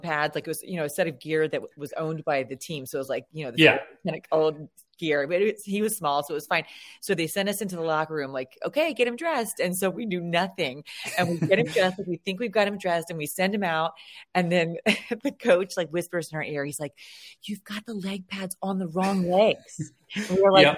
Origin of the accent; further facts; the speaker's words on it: Maryland, United States; I'm from Maryland, my husband's from Virginia